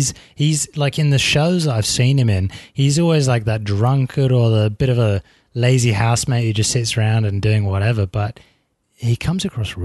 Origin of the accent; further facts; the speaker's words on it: England, United Kingdom; accent: English; now in Australia; Like, I've lost my English accent, hey. Where it's like a question, but also like a statement. It's weird. And my voice sounds a little less posh than it used to. And it was already less posh when I moved to Australia.